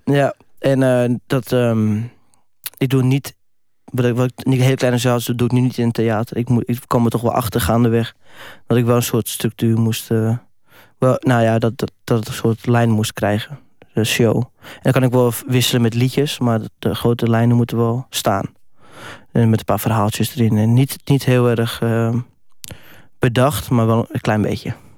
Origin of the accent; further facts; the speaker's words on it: Netherlands; als Nederlander